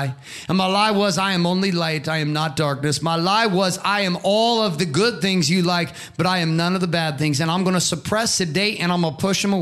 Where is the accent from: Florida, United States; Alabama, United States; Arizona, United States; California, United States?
California, United States; Stockton; also born or lived in Boise, Idaho / Canada; we grew up in Southern Central California in Stockton in junior high